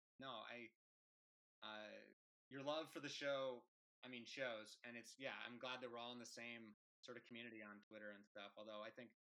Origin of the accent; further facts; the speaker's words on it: Seattle, Washington, United States; I'm from Seattle